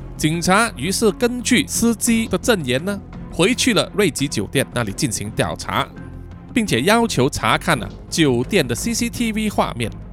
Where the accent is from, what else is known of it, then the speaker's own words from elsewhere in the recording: Malaysia; 作为马来西亚人呢